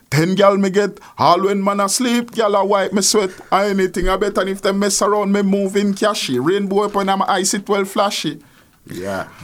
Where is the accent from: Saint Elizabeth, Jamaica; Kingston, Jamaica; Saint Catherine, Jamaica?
Kingston, Jamaica; As a child growing up in Nannyville, um, exposed to music from day one